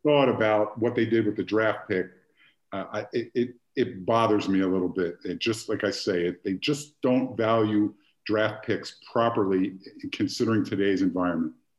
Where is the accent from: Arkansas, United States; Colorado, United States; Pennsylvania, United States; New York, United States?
Pennsylvania, United States; Philadelphia; I grew up in Philadelphia